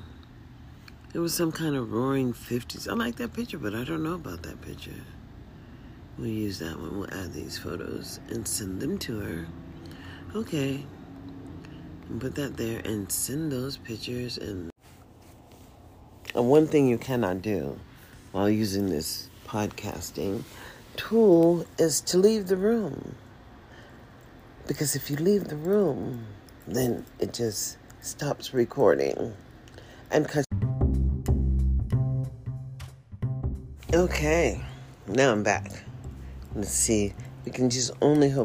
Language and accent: English; United States; I'm an American